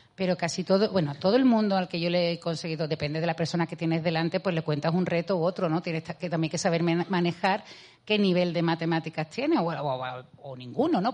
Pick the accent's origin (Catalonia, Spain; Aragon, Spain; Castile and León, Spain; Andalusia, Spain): Andalusia, Spain; a town in Seville province; accent: Andalusian; yo eh, nací en Sevilla, en, he vivido siempre en un pueblo de Sevilla.